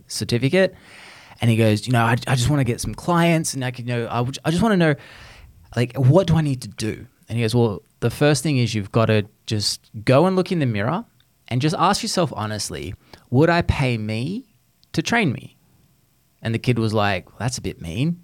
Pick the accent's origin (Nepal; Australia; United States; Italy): Australia; moved away; you're talking to an Aussie